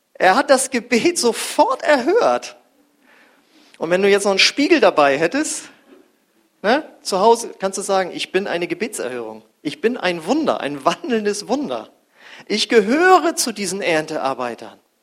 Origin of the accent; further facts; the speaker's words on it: North Frisia, Schleswig-Holstein, Germany; ich komme ja aus Nordfriesland da am Deich